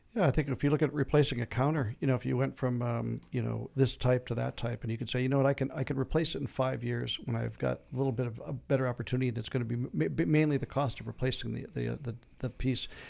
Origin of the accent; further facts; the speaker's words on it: Minnesota, United States; now in Arizona, United States; I grew up in Minnesota